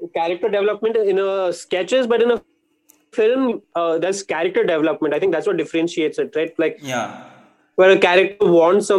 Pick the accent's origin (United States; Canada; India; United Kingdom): India; Bangalore, Karnataka; also born or lived in Bombay; since I was from Bangalore, I was there